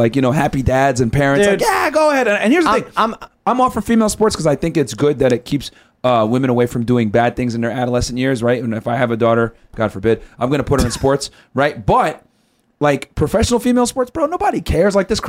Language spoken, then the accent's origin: English; Connecticut, United States; I should have said Diana Taurasi because I'm from Connecticut and she played for UConn.